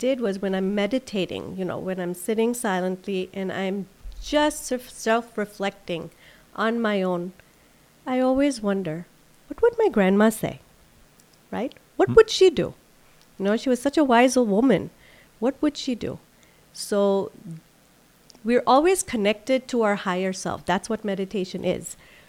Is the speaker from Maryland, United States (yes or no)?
yes; Silver Spring, Maryland, United States; I grew up in Silver Spring, Maryland.